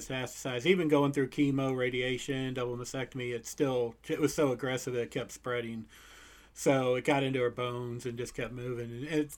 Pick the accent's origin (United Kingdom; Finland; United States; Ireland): United States; St. Louis, Missouri; I'm from St. Louis, Missouri.